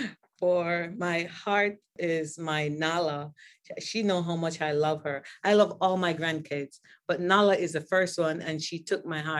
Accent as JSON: {"language": "English", "country": "Jamaica", "said": "Mind you, I'm from Jamaica."}